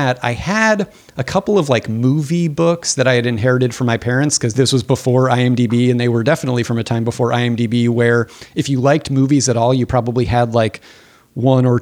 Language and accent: English; Phoenix, Arizona, United States; I grew up in Phoenix, Arizona, in a suburb very much like the Arizona suburb